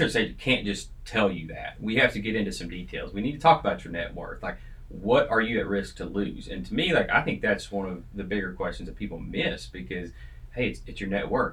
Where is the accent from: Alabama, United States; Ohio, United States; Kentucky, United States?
Kentucky, United States; East; moved away; I'm from East Kentucky